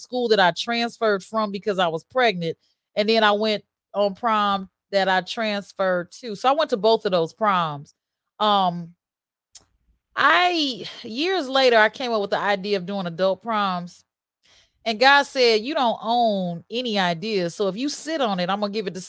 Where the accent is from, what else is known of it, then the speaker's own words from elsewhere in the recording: Chicago, Illinois, United States; I was born right there on Jackson Park at Jackson Park Hospital